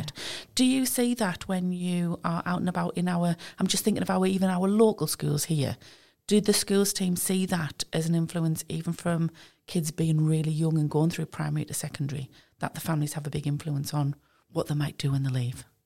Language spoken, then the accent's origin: English; East Durham, North East England, United Kingdom; I'm from East Durham